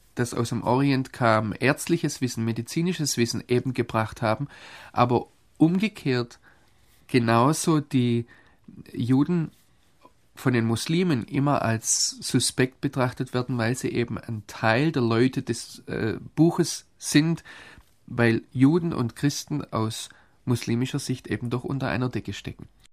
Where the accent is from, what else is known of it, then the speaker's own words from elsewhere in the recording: Germany; ich Deutscher bin